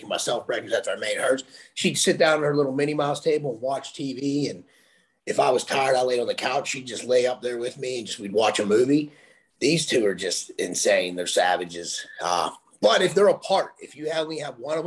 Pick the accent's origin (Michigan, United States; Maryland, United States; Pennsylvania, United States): Pennsylvania, United States; Pittsburgh; I'm from Pittsburgh